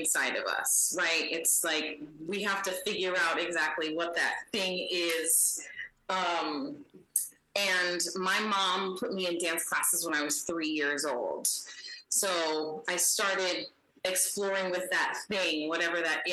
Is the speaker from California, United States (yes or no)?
yes; San Diego, California, United States; I grew up in San Diego